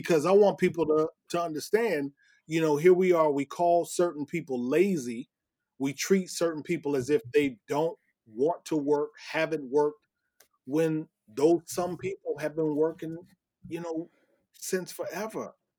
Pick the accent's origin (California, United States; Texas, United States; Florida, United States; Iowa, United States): Iowa, United States; growing up in Iowa